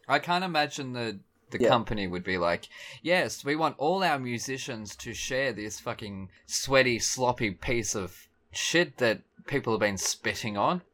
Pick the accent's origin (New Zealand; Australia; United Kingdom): Australia; Melbourne, Victoria; I'm from Melbourne.